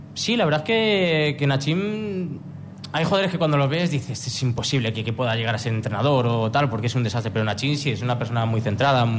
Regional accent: Móstoles, Community of Madrid, Spain; moved away as an adult; also born or lived in Gijón, Asturias; now in Asturias, Spain; mostoleño de nacimiento, pero pero no es que quiera ya eh, sentirme poco mostoleño, pero sí es verdad que, me siento ya un gijonés y un asturiano más

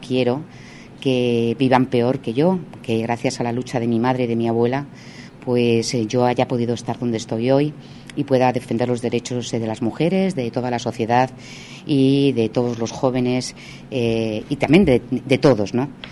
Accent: Salamanca, Castile and León, Spain; como mujer salmantina

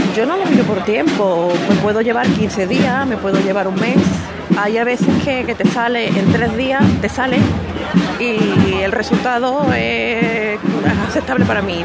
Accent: Bormujos, Andalusia, Spain; Yo soy de Bormujo, soy nativa de aquí

